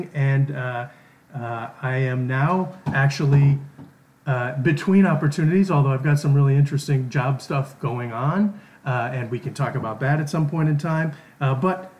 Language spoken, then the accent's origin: English; Milwaukee, Wisconsin, United States; moved away as an adult; now in Santa Monica, United States; I'm originally from Milwaukee, Wisconsin.